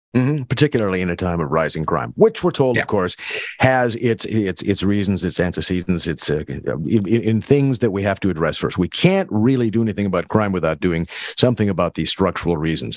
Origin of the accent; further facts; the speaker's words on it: North Dakota, United States; now in Minneapolis, United States; I grew up in North Dakota.